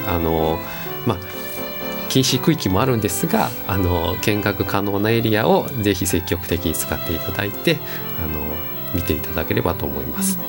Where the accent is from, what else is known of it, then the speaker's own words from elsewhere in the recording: Sagamihara, Kanagawa, Japan; also born or lived in Chiba; now in Nishitokyo, Japan; 神奈川の相模原で出身なんです